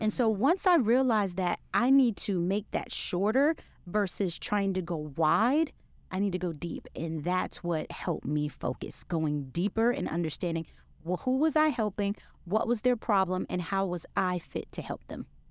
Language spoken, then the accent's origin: English; New York City, New York, United States; moved away as an adult; now in Texas, United States; I'm a New Yorker from Brooklyn, New York